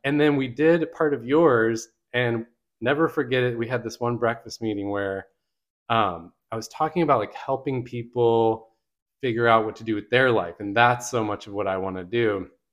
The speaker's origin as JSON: {"language": "English", "region": "Michigan", "country": "United States", "tie": "born or raised there", "moved": "as an adult", "lives_now": "Richmond, United States", "said": "I grew up in Michigan"}